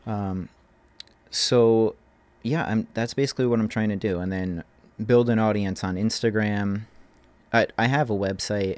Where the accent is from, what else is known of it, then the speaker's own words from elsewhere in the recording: Manahawkin, New Jersey, United States; moved away as an adult; now in Asbury Park, United States; I'm, I'm originally from Manahawkin